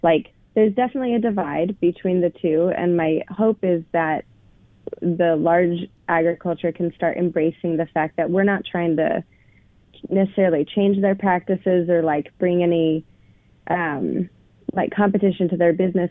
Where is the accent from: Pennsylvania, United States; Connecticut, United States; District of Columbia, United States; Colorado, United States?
Colorado, United States; now in Portland, United States; I grew up in Colorado